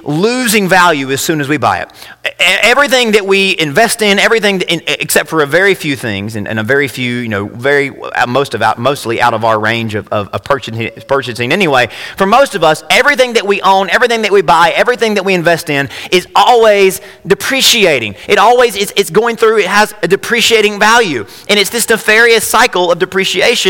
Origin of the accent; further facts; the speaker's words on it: United States; being an American